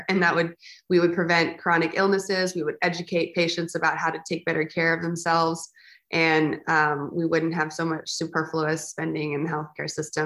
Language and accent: English; South Texas, United States; I grew up in South Texas, where kind of everyone was a barrel racer